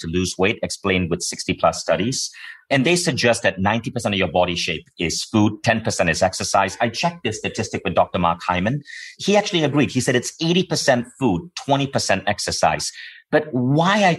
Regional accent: Malaysia; moved away; I grew up in Malaysia

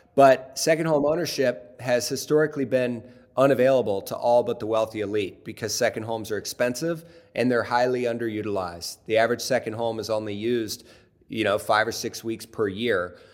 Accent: Cincinnati, Ohio, United States; I grew up in in Cincinnati, Ohio

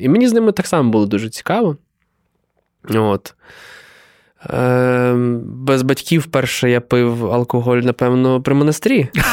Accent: Galicia, Ukraine; ми і галичани

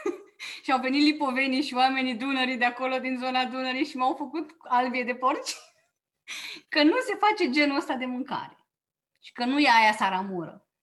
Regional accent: Oltenia, Romania; eu am crescut în Oltenia la bunica maternă

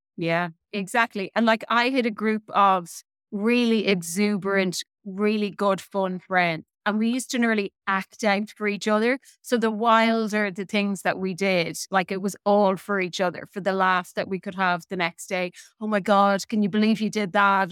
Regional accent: Midlands, Ireland; I had a really typical nineteen eighties upbringing in Ireland

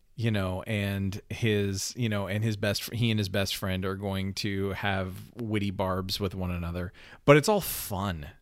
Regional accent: Canada; I'm a Canadian

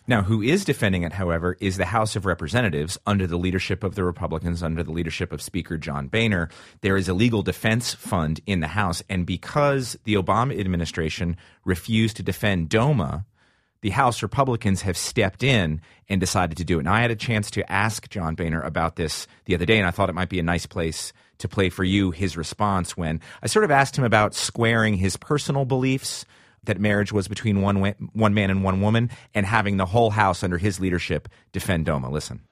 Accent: Washington, District of Columbia, United States; my hometown of the District of Columbia

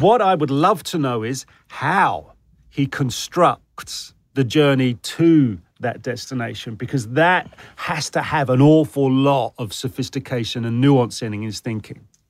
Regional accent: United Kingdom; now in United States; as a Brit

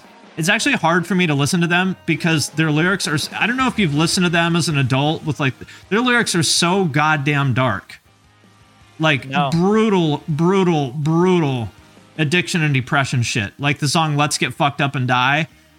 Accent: Chino, California, United States; now in Newport, United States; I live in Newport, but I'm from Chino. I'm from the wrong side of the tracks.

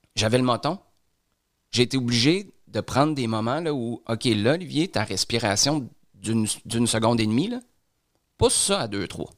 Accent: Quebec City, Quebec, Canada; moved away; quand j'étais à Québec dans le temps parce que je suis, je suis de Québec.

